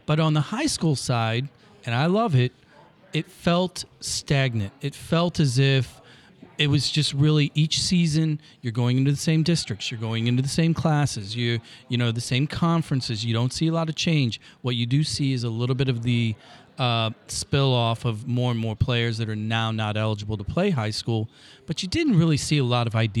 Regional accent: Granite City, Illinois, United States; now in St. Louis, United States; I'm a public school kid. I grew up in Granite City

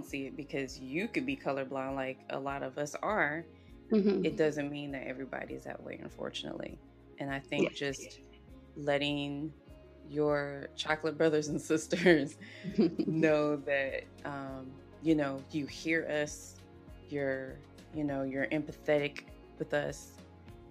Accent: South Carolina, United States; growing up, I grew up in South Carolina

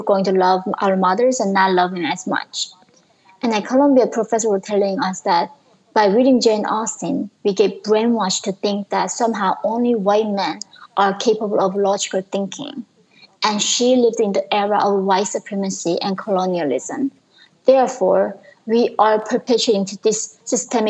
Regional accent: North Korea; English is a second language; now in United States; In North Korea, we are equal, but we are all starving

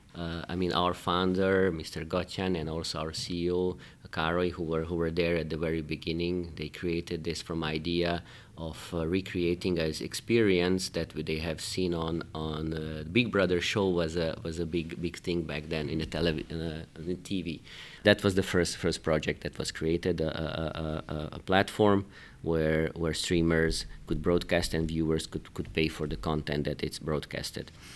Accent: Hungary; moved away as an adult; also born or lived in Belgrade, Serbia; now in Luxembourg; I was born in Belgrade, in, in Serbia. Then, uh, I spent my life, most of my career, most of my education in Hungary.

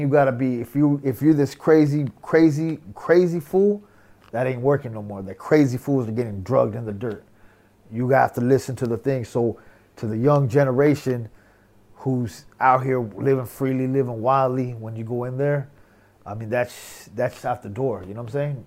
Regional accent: Southern California, United States; we we grew up in Southern California

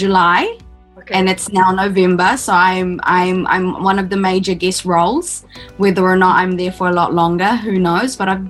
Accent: Philippines; that was my version of what it meant for me as a Filipino shifting ground. By shifting ground, I mean from moving from one land to another.

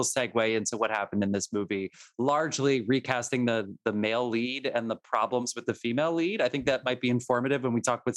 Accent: New Jersey, United States; I'm from New Jersey

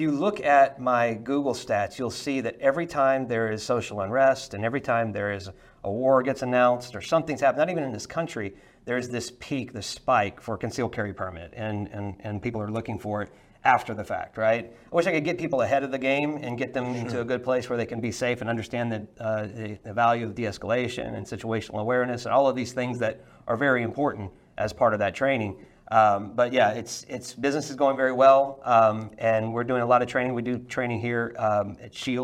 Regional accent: Louisiana, United States; I grew up in Louisiana

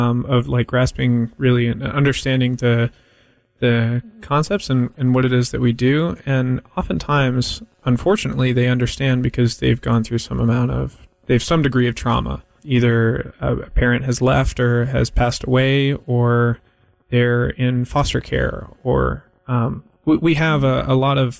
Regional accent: Raleigh, North Carolina, United States; I was born in Raleigh

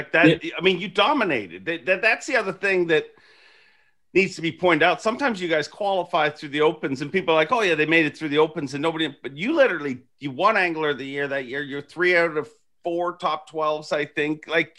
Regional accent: Canada; Well, I don't address politics because I'm Canadian

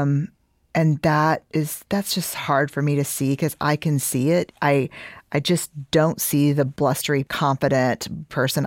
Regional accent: Houston, Texas, United States; I'm from Houston

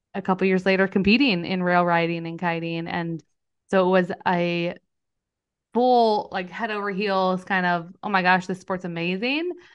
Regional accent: Northern California, United States; also born or lived in San Diego; I grew up in Northern California in a really rural area

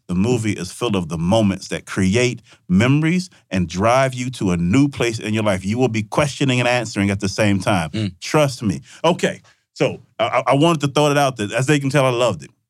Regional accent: Vicksburg, Mississippi, United States; my, um, my hometown in Vicksburg.

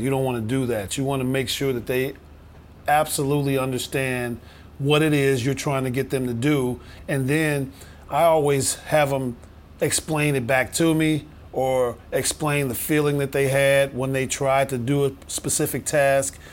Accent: Chicago, Illinois, United States; growing up in Chicago

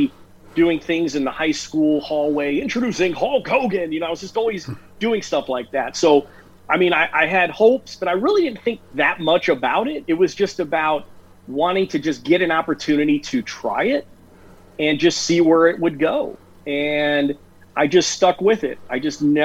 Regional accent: Chicago, Illinois, United States; I grew up in the Chicago area

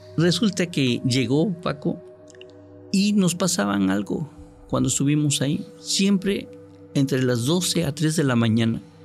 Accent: Córdoba, Veracruz, Mexico; also born or lived in Otatitlán, Veracruz; now in Tuxtepec, Mexico; Yo soy nativo de Córdoba, originario de Córdoba, Veracruz

